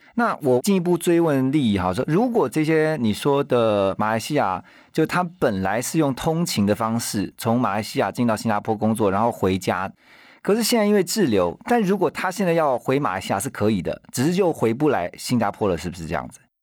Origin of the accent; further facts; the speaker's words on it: Taiwan; 像我们台湾这边的话